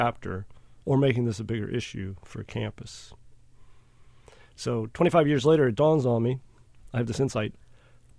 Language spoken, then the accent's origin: English; the South, United States; I guess since I'm a Southerner, I've always been aware of race. You can't get away from it as a Southerner